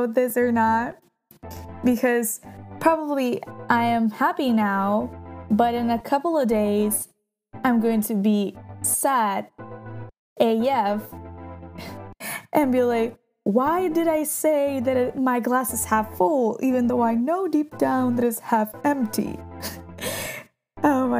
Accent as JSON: {"language": "English", "area": "near Milan", "region": "Lombardy", "country": "Italy", "tie": "born or raised there", "also_born_or_lived": "Central Italy", "moved": "yes", "said": "I was born in Middle Italy, but I grew up in a town that is like not close to Milan, but let's say in the surroundings, kind of. So like around 30 kilometers away from it"}